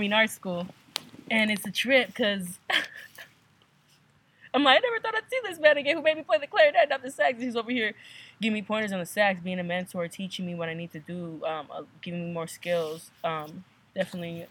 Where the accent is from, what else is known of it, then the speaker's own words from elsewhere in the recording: Adelanto, California, United States; now in San Diego, United States; I hail from Adelanto, California, but I made San Diego a second home.